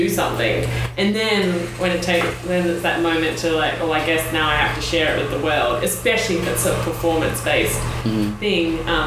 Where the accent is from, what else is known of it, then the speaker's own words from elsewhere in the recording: Australia; now in New York, United States; I am an Australian